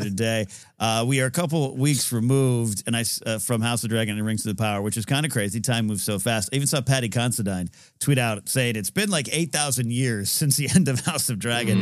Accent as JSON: {"language": "English", "area": "Central Coast", "region": "California", "country": "United States", "tie": "born or raised there", "moved": "yes", "lives_now": "Los Angeles, United States", "said": "I was up at the Central Coast Film Society's Entertainment Expo in, uh, my hometown, uh, neck of the woods, the Clark Center on my old high school"}